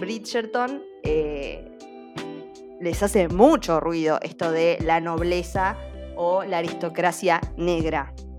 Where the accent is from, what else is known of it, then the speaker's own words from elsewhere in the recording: Argentina; a nosotros como argentinos